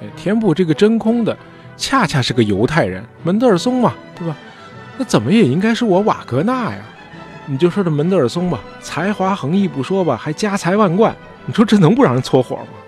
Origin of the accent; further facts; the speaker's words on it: China; 包括我们中国人